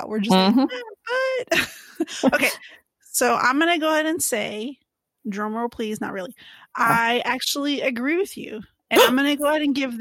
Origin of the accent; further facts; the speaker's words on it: Texas, United States; I am from Texas where we wear a lot of boots